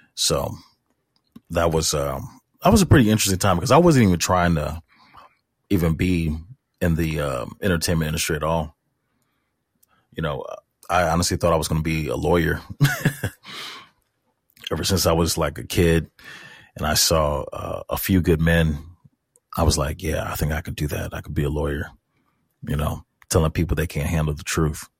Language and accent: English; St. Louis, Missouri, United States; I was born and raised in Saint Louis, Missouri